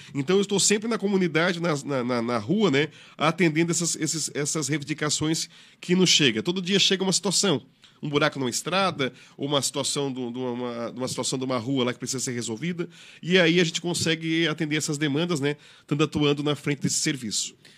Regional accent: Brazil; sou de Sara, morador de Sara, nascido em Sara

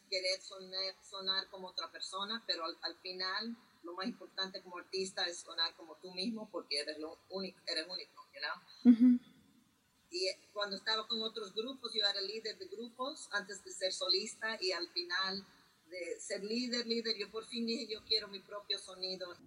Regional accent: New York, United States; pero yo me crié en Nueva York y, ahí empecé mis propios grupos, you como tocar en CBGBs a los 17 años es lo que yo, es como yo empecé en la escena aquí en Nueva York.

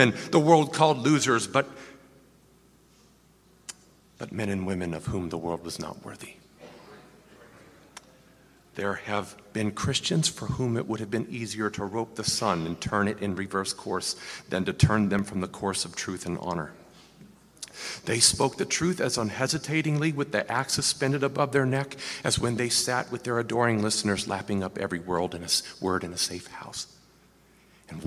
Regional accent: United States; as an American seminary student

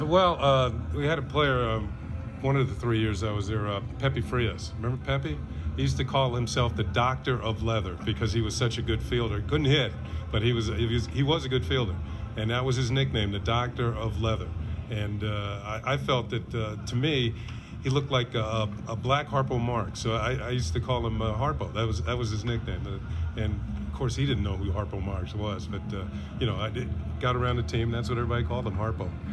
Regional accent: New York, United States; I grew up in New York

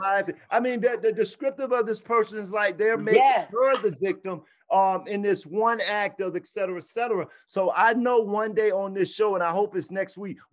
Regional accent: the South, United States; I'm from the South

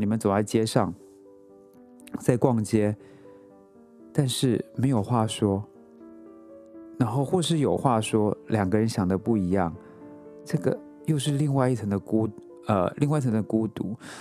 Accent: Taiwan; moved away as an adult; now in New York, United States; 我出生在台湾

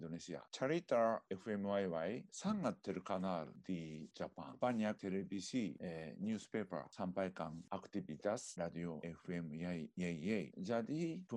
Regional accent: Japan; Indonesian is a second language; now in Indonesia; Saya orang Jepang. Eh, tapi de, sudah lama melaksanakan de, aktivitas di Indonesia.

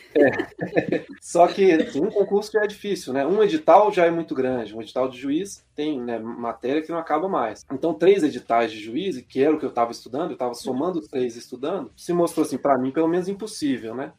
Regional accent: Belo Horizonte, Minas Gerais, Brazil; eu sou de Minas, sou de BH

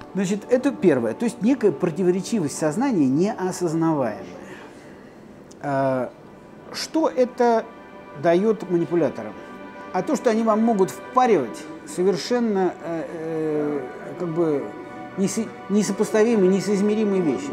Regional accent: Lipetsk, Lipetsk Oblast, Russia; Я коренной липчанин. Я там родился, я эту липецкую воду, пьюсь с детства

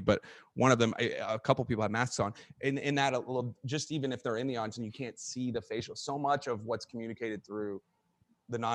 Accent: San Antonio, Texas, United States; moved away as an adult; where I grew up in my hometown in San Antonio

